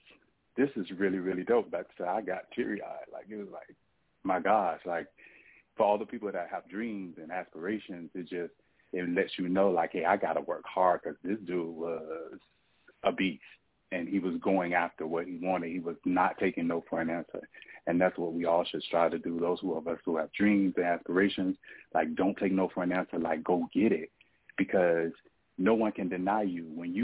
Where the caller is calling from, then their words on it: Atlanta, Georgia, United States; I'm calling from Atlanta, Georgia.